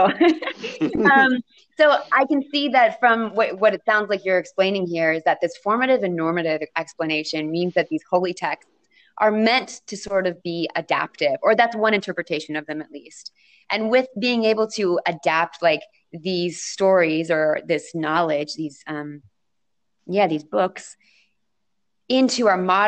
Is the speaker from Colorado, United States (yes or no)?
yes; Colorado Springs, Colorado, United States; my hometown of Colorado Springs